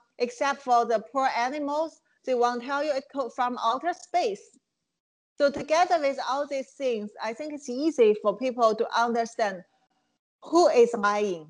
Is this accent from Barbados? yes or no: no; Qingdao, Shandong, China; English is a second language; moved away as an adult; also born or lived in Hong Kong; now in United States; my hometown Qingdao